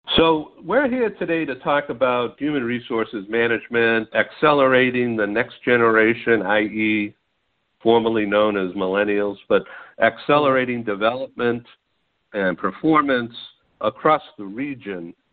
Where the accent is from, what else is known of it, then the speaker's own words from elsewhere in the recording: Boston, Massachusetts, United States; now in California, United States; I'm a gringo from Boston originally, transplanted Californian